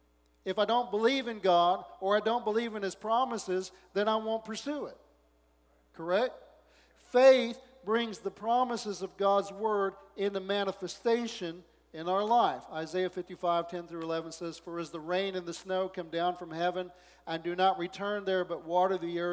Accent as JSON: {"language": "English", "region": "the South", "country": "United States", "tie": "born there", "said": "I was born in the South, and so I got to say, how you doing?"}